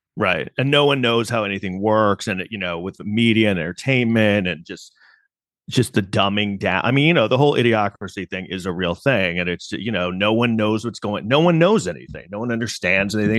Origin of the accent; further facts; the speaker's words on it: New York City, New York, United States; as a New Yorker